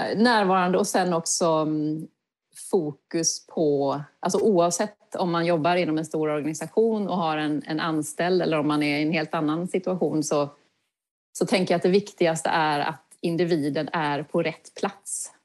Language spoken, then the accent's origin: Swedish; Kalmar County, Sweden; moved away; Jag är uppvuxen på Öland